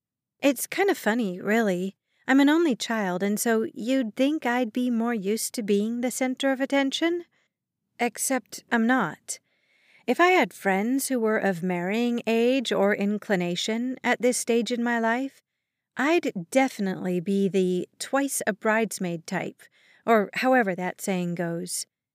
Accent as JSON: {"language": "English", "region": "Alaska", "country": "United States", "said": "Yes, I'm from Alaska. No, I don't ski cross-country to travel from one town to another, nor have I ever seen or spent the night in an igloo. I live an hour away from the nearest grocery store, and my town only has about 300 people living in it."}